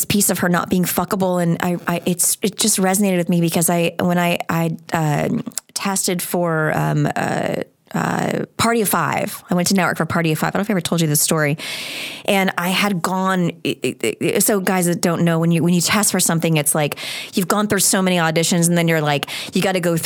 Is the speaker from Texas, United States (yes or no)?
no; Long Island, New York, United States; I was born on Long Island